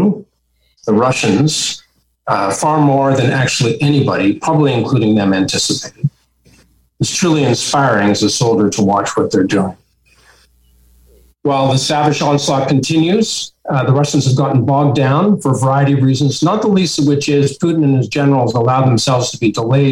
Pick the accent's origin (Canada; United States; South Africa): Canada; as a Canadian